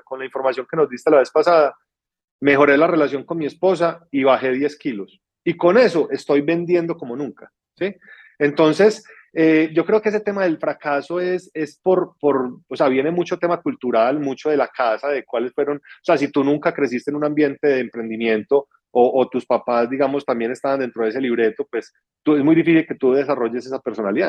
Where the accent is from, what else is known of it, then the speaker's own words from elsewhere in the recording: Pereira, Risaralda, Colombia; now in Medellín, Colombia; una ciudad de donde soy que se llama Pereira, en, Colombia